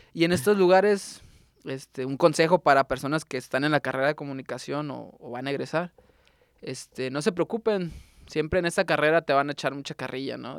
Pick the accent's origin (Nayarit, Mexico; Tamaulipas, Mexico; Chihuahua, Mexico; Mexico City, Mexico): Nayarit, Mexico; Tuxpan; now in Tepic, Mexico; yo crecí en Tuxpan